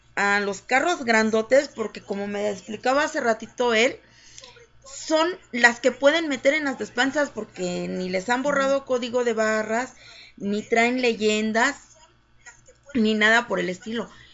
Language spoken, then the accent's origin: Spanish; Jojutla, Morelos, Mexico; moved away as an adult; also born or lived in Cuernavaca, Morelos; now in Mexico City, Mexico; yo nací en Morelos, nací en Cuernavaca, fui criada en Jojutla